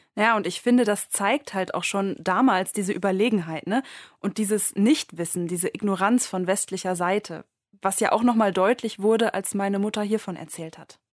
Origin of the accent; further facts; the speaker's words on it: Münster, North Rhine-Westphalia, Germany; moved away as an adult; now in Leipzig, Germany; also ich komme ursprünglich aus Münster und äh, bin zum Studieren nach Leipzig gegangen